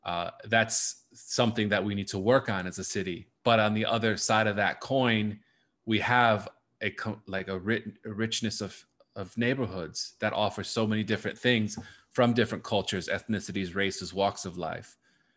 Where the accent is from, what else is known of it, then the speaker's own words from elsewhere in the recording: Chicago, Illinois, United States; I think as a Chicagoan, I'm learning every day how, you know, more about these issues and what I can do personally.